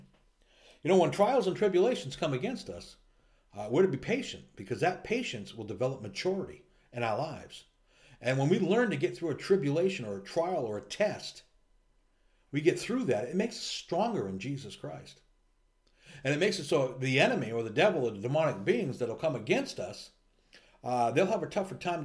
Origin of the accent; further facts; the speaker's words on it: United States; we're from America